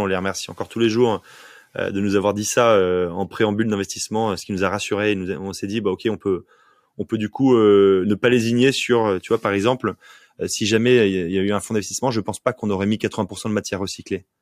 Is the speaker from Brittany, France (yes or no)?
no; Provence-Alpes-Côte d'Azur, France; also born or lived in Paris; now in Nantes, France; je suis provençal, je suis né en Provence